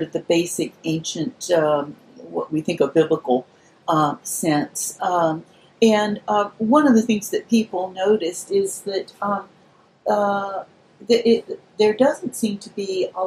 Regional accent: Birmingham, Alabama, United States; now in Atlanta, United States; I grew up in Birmingham, Alabama

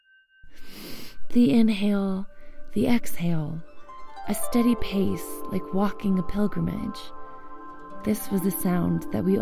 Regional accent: United States

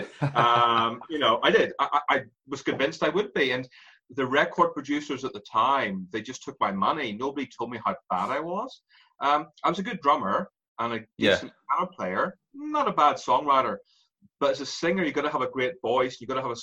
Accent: Ireland; accent: Irish; moved away; also born or lived in London; I have an Irish accent.

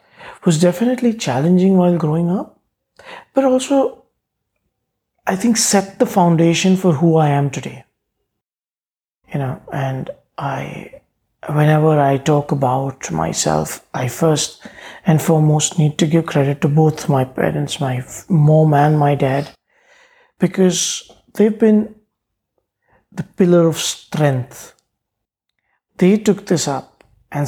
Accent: Mumbai, Maharashtra, India; I grew up in Bombay. And I say Bombay because when I was a child, it was Bombay. It's now Mumbai. Yeah, I grew up in this area called Kulaba.

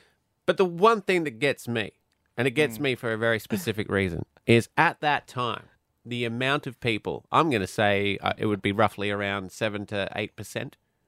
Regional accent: Scotland, United Kingdom; now in Australia; when I was born in Scotland, we lived in housing estates, which are large, tall tenement buildings.

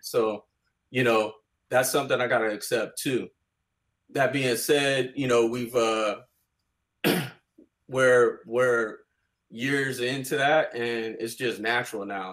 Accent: Bay Area, California, United States; growing up in the Bay Area

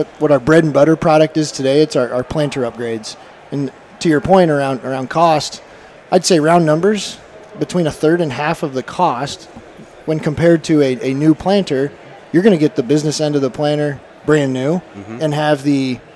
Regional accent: Central Iowa, United States; I grew up in Central Iowa.

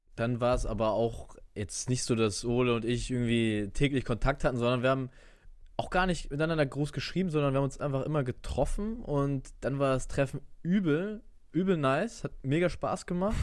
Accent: Eckernförde, Schleswig-Holstein, Germany; moved away as an adult; now in Stuttgart, Germany; bin gebürtiger Eckernförder und bin ja auch zur Schule gegangen und habe auch hier die meiste Zeit meines Lebens verbracht

